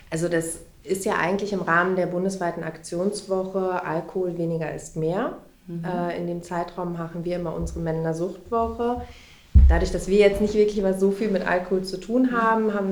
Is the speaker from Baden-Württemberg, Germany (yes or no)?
no; Menden, North Rhine-Westphalia, Germany; ich komme aus Menden, ich lebe in Menden.